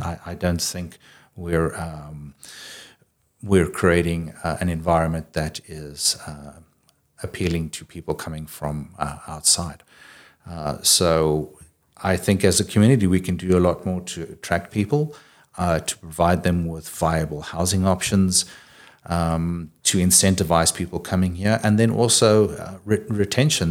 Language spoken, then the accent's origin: English; South Africa; moved away as an adult; now in Kitimat, Canada; I grew up in South Africa originally.